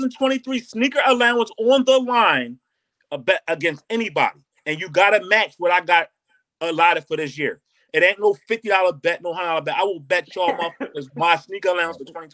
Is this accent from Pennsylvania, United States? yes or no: yes; Philadelphia, Pennsylvania, United States; I am from Philadelphia, born and raised. I am Philadelphia to the dick.